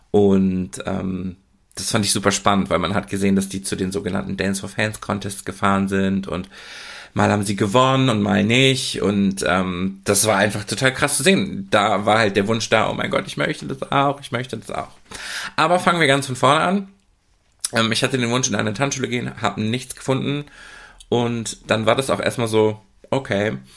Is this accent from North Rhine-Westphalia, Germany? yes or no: yes; Oer-Erkenschwick, North Rhine-Westphalia, Germany; Also aufgewachsen bin ich ja in Ohrerkenschwick ähm, eine Kleinstadt, ich nenne es liebevoll Dorf